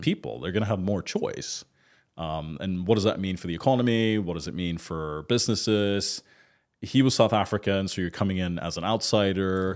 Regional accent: Sweden; moved away as an adult; also born or lived in United Kingdom; now in Dubai, United Arab Emirates; I grew up in Scandinavia and my dad's Swedish.

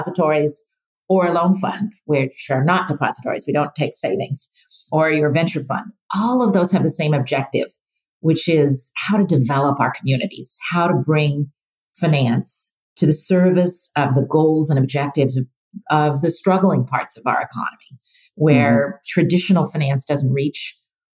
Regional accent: Oregon, United States; moved away; I grew up in Oregon, so very rural state

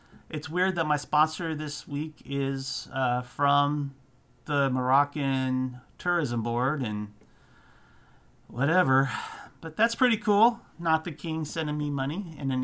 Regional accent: United States; I'm an American

